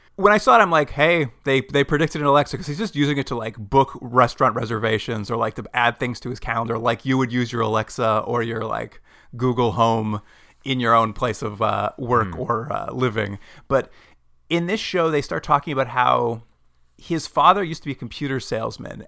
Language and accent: English; Edmonton, Alberta, Canada; in Edmonton, my hometown